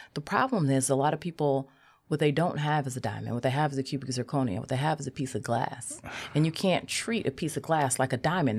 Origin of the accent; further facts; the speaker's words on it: Cleveland, Ohio, United States; I'm from Cleveland